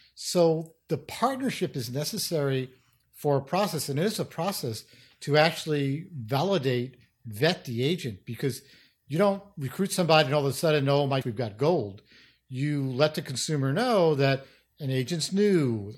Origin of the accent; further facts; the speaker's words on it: New York City, New York, United States; I grew up in New York City, in the Bronx, actually